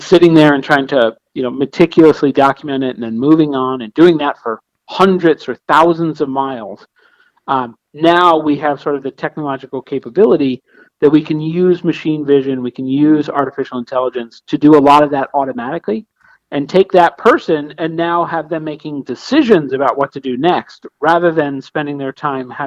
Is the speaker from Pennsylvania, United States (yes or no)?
yes; Pittsburgh, Pennsylvania, United States; I being a northerner, I'm from Pittsburgh